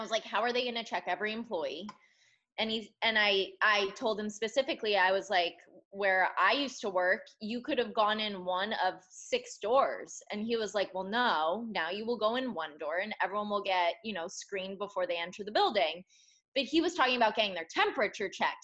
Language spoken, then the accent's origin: English; Connecticut, United States; moved away; I'm from Connecticut